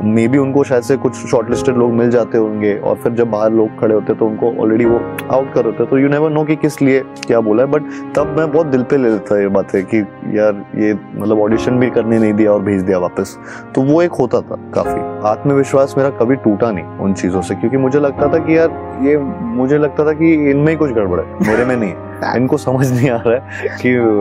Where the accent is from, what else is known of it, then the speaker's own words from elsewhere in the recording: Gwalior, Madhya Pradesh, India; moved away as an adult; also born or lived in Navi Mumbai; now in Mumbai, India; मैं ग्वालियर से हूँ तो ग्वालियर से मुंबई आना मेरे लिए सबसे